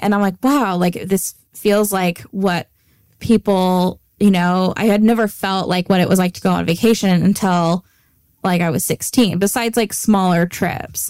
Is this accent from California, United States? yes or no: yes; Antioch, California, United States; growing up in Antioch